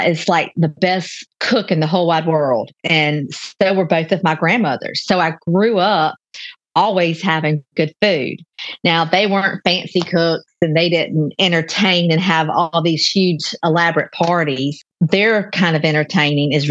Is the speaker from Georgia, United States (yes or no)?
yes; Newnan, Georgia, United States; a commercial share kitchen in Noonan. There's just one in my hometown where I live